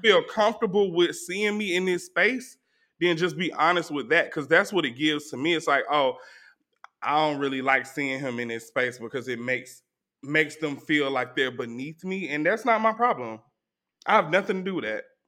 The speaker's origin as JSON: {"language": "English", "town": "Atlanta", "region": "Georgia", "country": "United States", "said": "I was from Zone Four"}